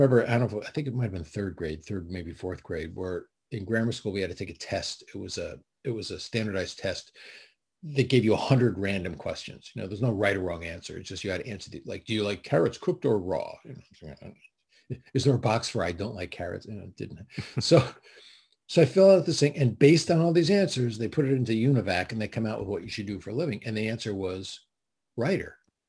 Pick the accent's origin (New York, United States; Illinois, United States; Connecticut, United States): Connecticut, United States; In Connecticut.